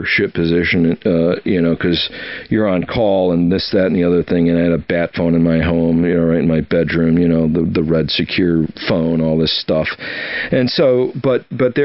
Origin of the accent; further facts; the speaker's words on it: Oshkosh, Wisconsin, United States; moved away; also born or lived in Alaska / Washington D.C. / Key West, Florida; I grew up in Oshkosh, Wisconsin, on a lake, you know, freshwater